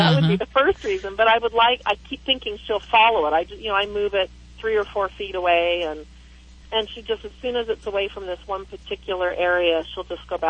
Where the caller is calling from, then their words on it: Klamath Falls, Oregon, United States; I'm from Klamath Falls, Oregon.